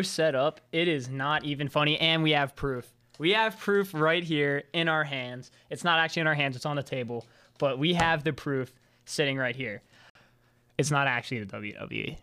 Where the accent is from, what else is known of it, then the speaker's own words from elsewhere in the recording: Maryland, United States; I'm from Maryland